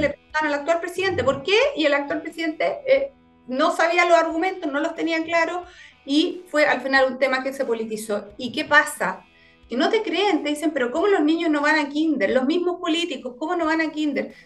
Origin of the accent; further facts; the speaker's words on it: Puerto Montt, Los Lagos, Chile; moved away as an adult; yo soy nací y criada en Puerto Montt, fíjate. Toda mi vida, eh, hasta los 18